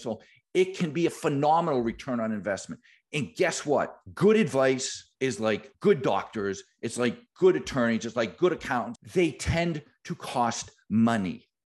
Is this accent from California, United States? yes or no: no; Boston, Massachusetts, United States; I am from Boston.